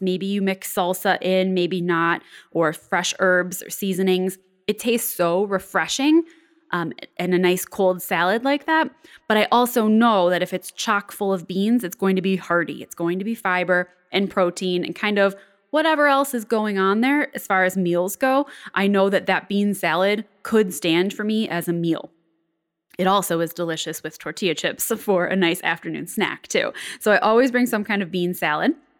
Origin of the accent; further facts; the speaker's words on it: Buffalo, New York, United States; my hometown area of Buffalo, New York, or Western New York